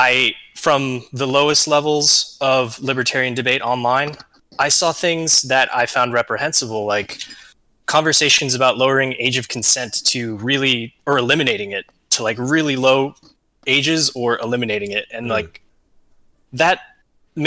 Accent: Southern California, United States; Growing up in SoCal and going through high school there

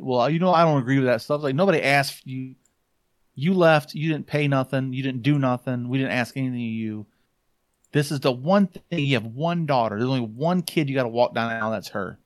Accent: Hartford, Michigan, United States; also born or lived in Georgia, United States / Benton Harbor, Michigan; we moved from Georgia to Michigan, um, when I was five

